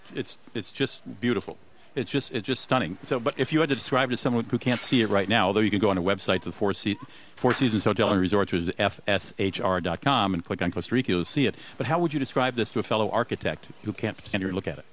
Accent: Germany; now in Minnesota, United States; I grew up in Germany

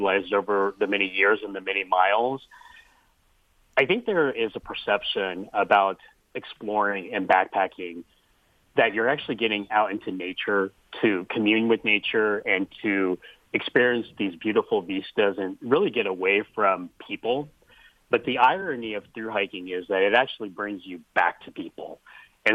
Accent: Kansas, United States; as a young person growing up in Kansas

